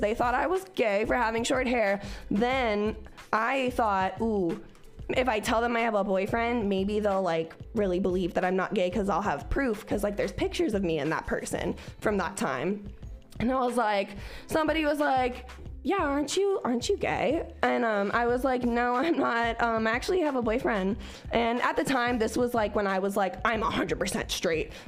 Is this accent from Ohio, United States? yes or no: yes; Cincinnati, Ohio, United States; moved away; also born or lived in Oklahoma; I was from Cincinnati, where bitches had like mohawks that were rainbow colored